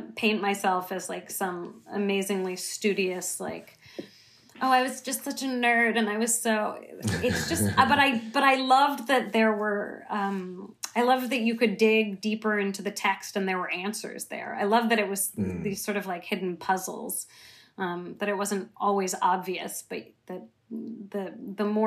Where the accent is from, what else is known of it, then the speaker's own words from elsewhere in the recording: San Francisco, California, United States; I grew up in San Francisco